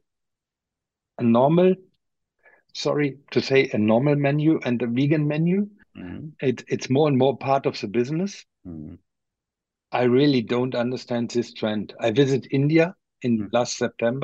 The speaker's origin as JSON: {"language": "English", "town": "Osnabrück", "region": "Lower Saxony", "country": "Germany", "tie": "born or raised there", "said": "here in my hometown in Osnabrück"}